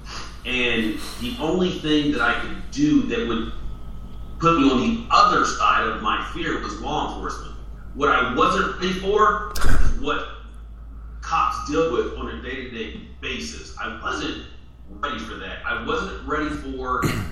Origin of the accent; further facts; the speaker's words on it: San Bernardino, California, United States; I grew up in San Bernardino, California, Inland Empire